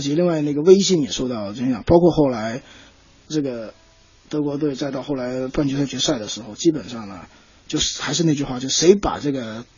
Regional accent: China; 我们中国足球

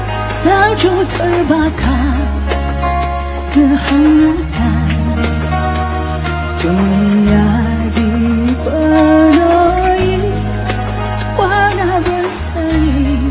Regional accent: Malaysia; ，高兴在这里跟大家见面。

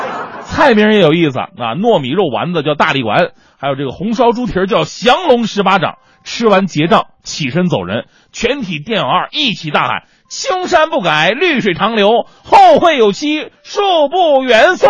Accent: Changchun, Jilin, China; moved away; 在我的老家吉林长春

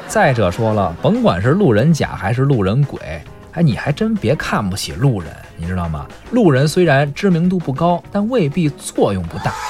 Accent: Beijing, China; accent: Beijing dialect; 咱们北京话说是发小

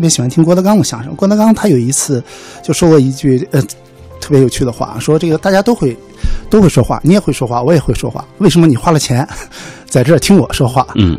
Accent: China; 我自己作为一个中国人

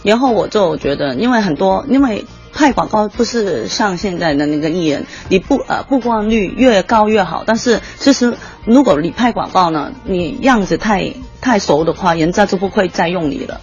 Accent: Hong Kong; accent: Hong Kong-accented Mandarin (港普); Chinese is a second language; moved away as an adult; now in Beijing, China; 香港普通话

